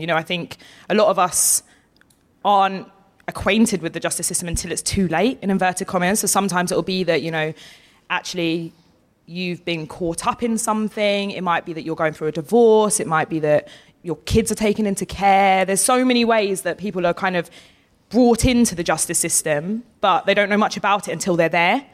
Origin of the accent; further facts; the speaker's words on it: Essex, East of England, United Kingdom; I'm from Essex.